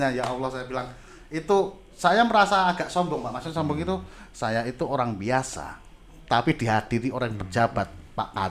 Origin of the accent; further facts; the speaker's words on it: Java, Indonesia; kebetulan kita itu kan orang Jawa